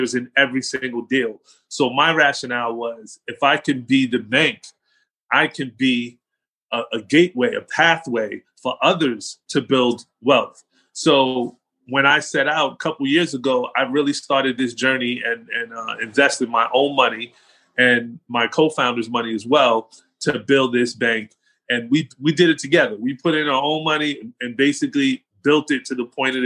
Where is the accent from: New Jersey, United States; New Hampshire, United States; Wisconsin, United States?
New Jersey, United States; Englewood; accent: New York, New Jersey; moved away as an adult; also born or lived in Atlanta / Aurora, Colorado; the city that I grew up in was Englewood